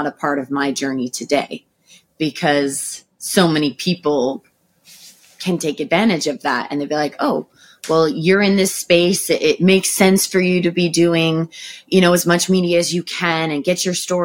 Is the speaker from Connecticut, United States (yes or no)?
yes; Roxbury, Connecticut, United States; we grew up in Roxbury, and there wasn't a lot of other kids around